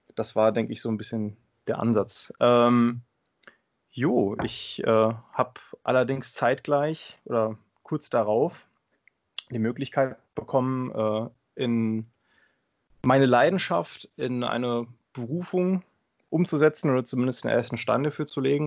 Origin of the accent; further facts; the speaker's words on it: Limburg-Wiesbaden area, Hesse, Germany; moved away as an adult; now in Bad Orb, Germany; komme gebürtig äh, aus der Ecke Limburg-Wiesbaden